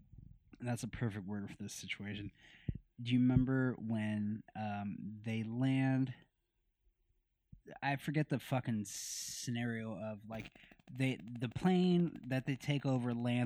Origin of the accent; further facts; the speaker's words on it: Myrtle Beach, South Carolina, United States; Hey, I'm from Myrtle Beach, South Carolina. I just want to tell everybody.